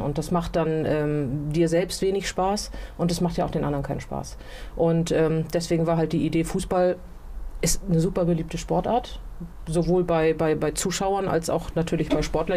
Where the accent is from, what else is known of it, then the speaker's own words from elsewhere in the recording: Gettorf, Schleswig-Holstein, Germany; in Gettorf, wo ich aufgewachsen bin.